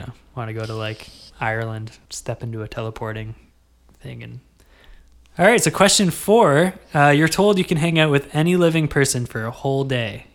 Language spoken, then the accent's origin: English; Kingston, Ontario, Canada; I gotta rep Kingston a little bit.